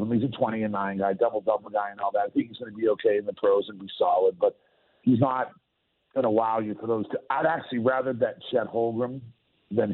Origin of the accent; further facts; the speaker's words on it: Boston, Massachusetts, United States; moved away; I grew up in Boston watching the Celtics